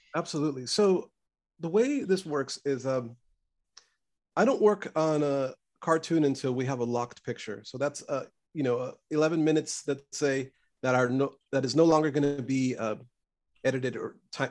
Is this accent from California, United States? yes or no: yes; Los Angeles, California, United States; growing up in East LA, and my parents were immigrants